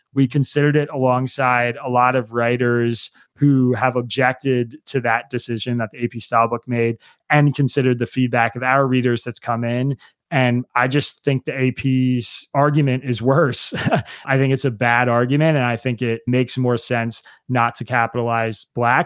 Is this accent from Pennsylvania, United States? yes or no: yes; Bucks County, Pennsylvania, United States; I grew up in Bucks County, Pennsylvania